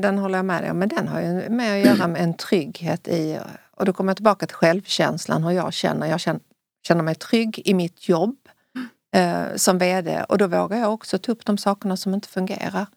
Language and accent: Swedish; Sweden; i Sverige